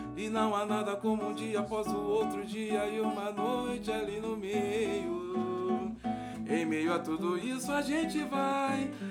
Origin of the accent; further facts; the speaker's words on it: Santo André, São Paulo, Brazil; eu vivo lá onde eu nasci, Camilópolis, tô sempre, vira e mexe, tô lá, vou ver minha mãe que mora lá ainda, né? E os amigos que, que a gente cresceu junto